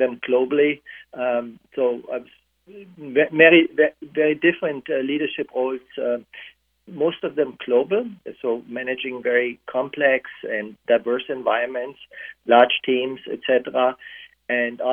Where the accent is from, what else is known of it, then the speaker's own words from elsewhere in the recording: Germany; now in United States; I grew up in a divided country with a physical barrier, in West Germany, so I grew up with the Iron Curtain